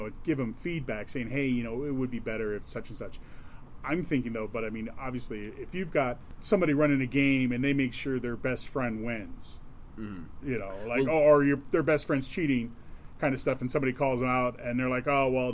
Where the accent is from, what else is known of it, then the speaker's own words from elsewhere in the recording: Midwest, United States; accent: Midwest; I'm going to bring out my Midwest accent